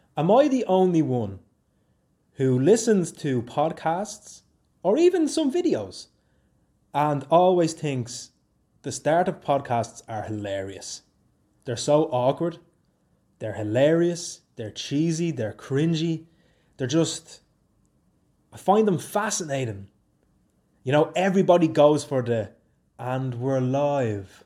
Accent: Swords, Leinster, Ireland; moved away as an adult; now in Oulu, Finland; I'm from Swords County, Dublin, in Ireland

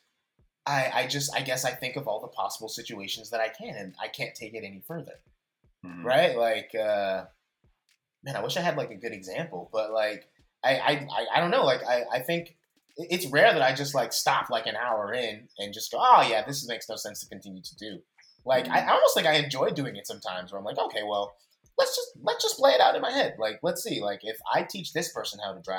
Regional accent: Bay Area, California, United States; I am born and raised in the Bay Area.

